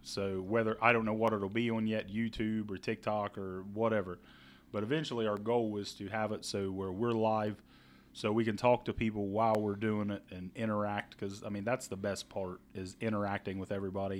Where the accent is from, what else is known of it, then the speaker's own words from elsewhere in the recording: Ohio, United States; And we are from Ohio, by the way. If you do not know us, we are a couple Ohio boys.